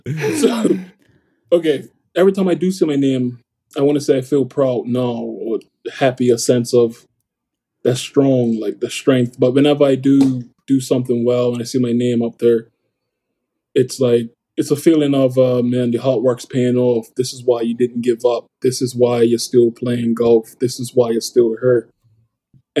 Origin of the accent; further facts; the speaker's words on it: Bermuda; growing up in Bermuda